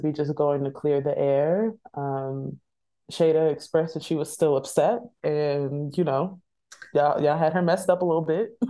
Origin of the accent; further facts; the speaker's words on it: San Diego, California, United States; and then I'm from East San Diego, girl. I don't care.